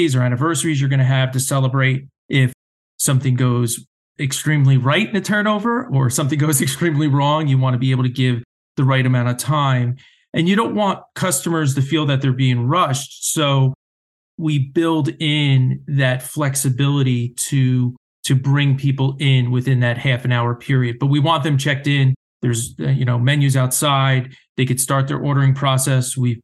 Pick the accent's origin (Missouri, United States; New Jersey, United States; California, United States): New Jersey, United States; growing up, being a Jersey guy and growing up in New Jersey